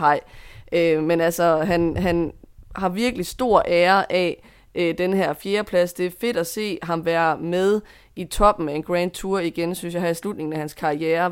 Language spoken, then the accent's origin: Danish; Denmark; som dansker